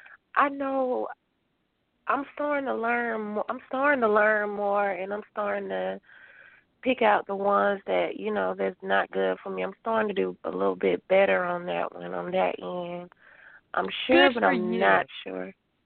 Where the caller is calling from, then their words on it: Covington, Georgia, United States; I'm calling from Covington, Georgia.